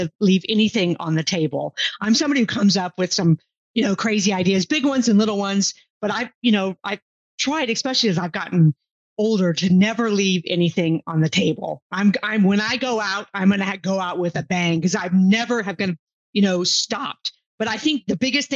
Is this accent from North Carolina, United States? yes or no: no; Houston, Texas, United States; moved away as an adult; also born or lived in England; I grew up in Houston, Texas. You know, I'm a Houston girl